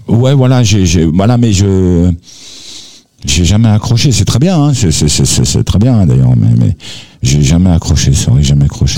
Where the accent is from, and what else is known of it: Aubervilliers, Île-de-France, France; born or raised there; also born or lived in Algiers, Algeria